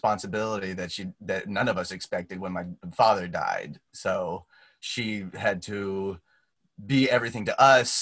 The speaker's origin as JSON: {"language": "English", "town": "Grandview Heights", "region": "Ohio", "country": "United States", "tie": "born or raised there", "moved": "yes", "said": "I grew up 5 minutes from West Campus of OSU in a little teeny tiny town called Grandview Heights"}